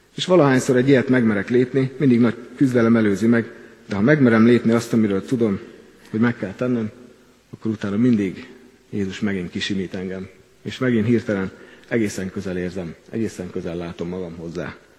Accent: Kecskemét, Bács-Kiskun, Hungary; Kecskeméti vagyok, ennek a gyülekezetnek presbitere

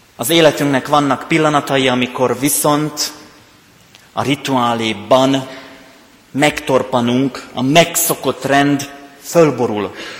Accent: Rimavská Sobota, Banská Bystrica Region, Slovakia; accent: Palóc; also born or lived in Pécs; now in Kecskemét, Hungary; Én onnan jövök. Ennek köszönhető a palóc tájszólásom, nyelvjárásom

